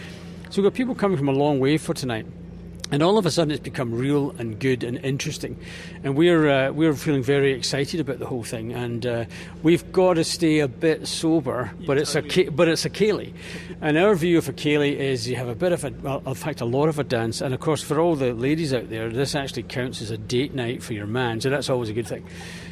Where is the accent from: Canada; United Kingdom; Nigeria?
United Kingdom; Ayr, Scotland; moved away as an adult; now in Dunedin, New Zealand; I was born in Ayr, in Ayrshire, and when I was a wee boy